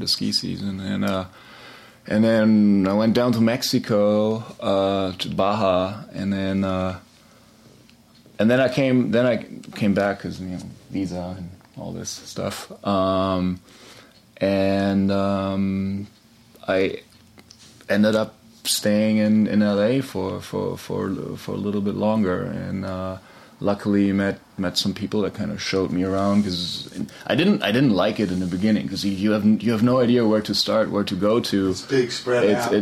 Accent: Augsburg, Bavaria, Germany; moved away as an adult; also born or lived in Frankfurt, Germany; now in Southern California, United States; Born in Frankfurt, but I grew up in Augsburg, which is close to Munich.

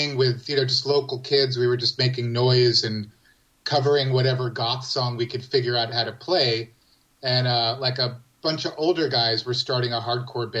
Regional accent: Rockland County, New York, United States; also born or lived in England; where I grew up in Rockland County

